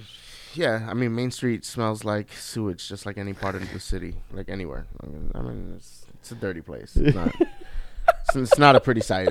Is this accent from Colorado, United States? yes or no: no; New York City, New York, United States; moved away; also born or lived in Miami, Florida; I grew up, you know, in Queens, in New York, and where I grew up in Queens is Flushing.